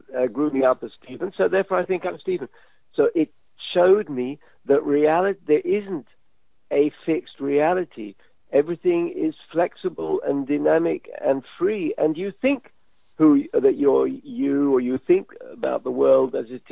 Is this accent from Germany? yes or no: no; London, United Kingdom; moved away; also born or lived in Israel; when I was, I guess, 7, growing up in London